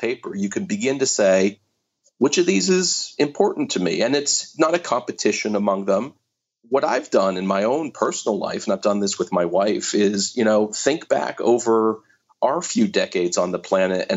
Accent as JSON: {"language": "English", "town": "Pittsburgh", "region": "Pennsylvania", "country": "United States", "tie": "born or raised there", "said": "I grew up in Pittsburgh"}